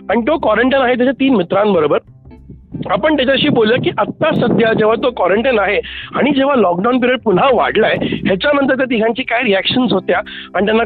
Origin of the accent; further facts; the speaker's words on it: Pune, Maharashtra, India; मी पुण्याचा आहे